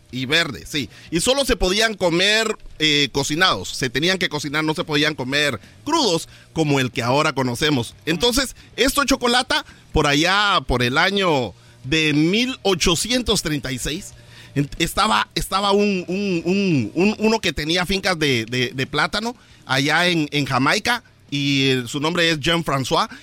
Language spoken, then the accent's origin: Spanish; Morales, Izabal, Guatemala; moved away; Bananera, Morales y Zabal, Guatemala, de donde vengo yo